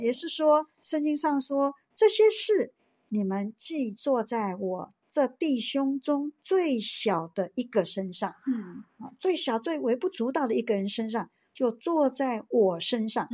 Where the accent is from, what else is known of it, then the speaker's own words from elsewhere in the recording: Taiwan; 我们台湾花莲